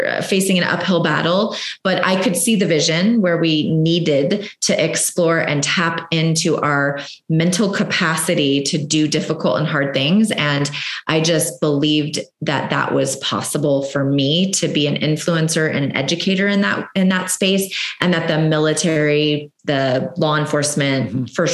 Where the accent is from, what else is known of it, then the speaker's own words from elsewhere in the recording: Southern California, United States; I grew up in Southern California, which there's quite a few Marine bases out there